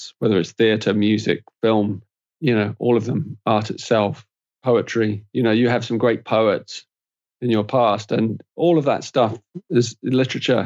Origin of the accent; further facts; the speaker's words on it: England, United Kingdom; I'm an Englishman